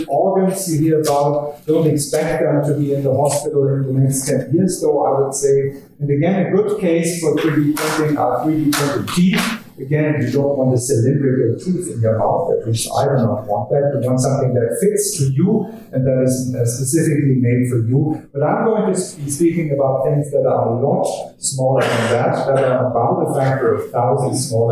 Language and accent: English; Germany; accent: German; English is a second language; my charming German accent